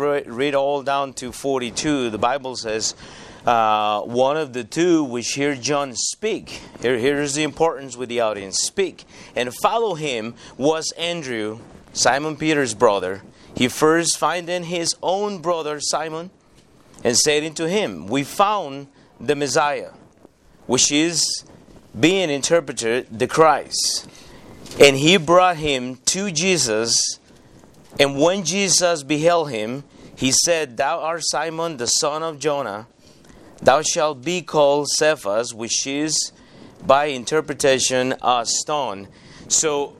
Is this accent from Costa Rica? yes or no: yes; Costa Rica; moved away as an adult; now in United States; I grew up in Costa Rica.